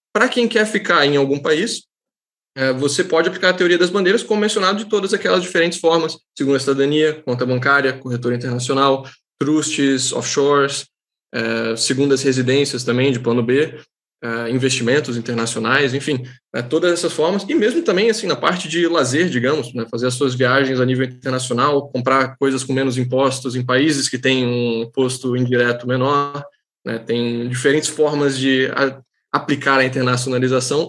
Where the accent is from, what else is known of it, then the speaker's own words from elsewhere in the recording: Santa Catarina, Brazil; eu sou catarinense